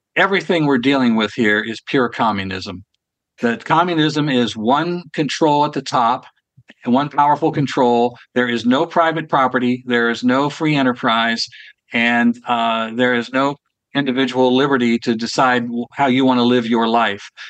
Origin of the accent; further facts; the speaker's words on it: Ohio, United States; It happened to be Columbus, Ohio, as a matter of fact, which is my home state.